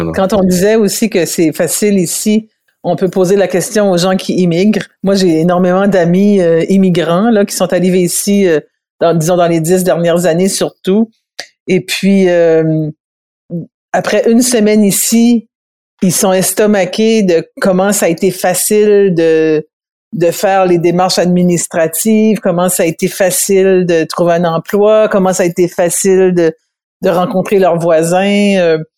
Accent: New Brunswick, Canada; on est des Acadiens, hein, on vient du Nouveau-Brunswick, puis on vit au Nouveau-Brunswick

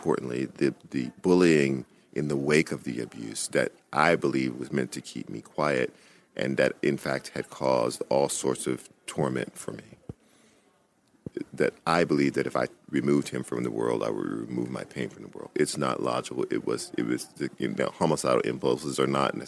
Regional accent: Louisiana, United States; in Louisiana, everybody had guns. I didn't know of a single house in my hometown where people didn't have guns

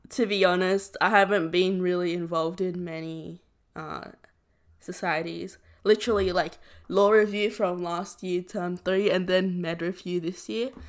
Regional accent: Southern Vietnam, Vietnam; moved away; I'm from the South

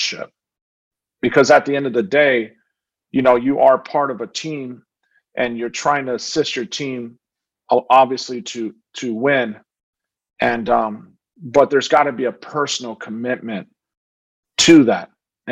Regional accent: Phoenix, Arizona, United States; growing up in South Phoenix, at a time where it was a dangerous place to live

